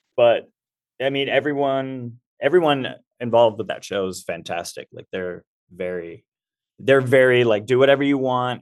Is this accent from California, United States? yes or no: yes; Southern California, United States; I grew up in Southern California